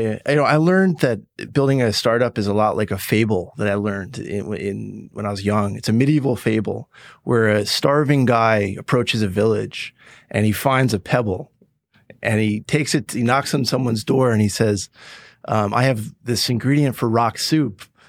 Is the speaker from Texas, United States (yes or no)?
no; Woodstock, New York, United States; I, I'm from Woodstock, New York.